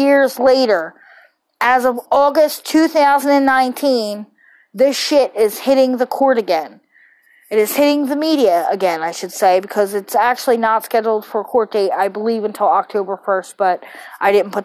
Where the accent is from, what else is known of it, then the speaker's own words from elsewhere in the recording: Philadelphia, Pennsylvania, United States; I was born and raised in Philly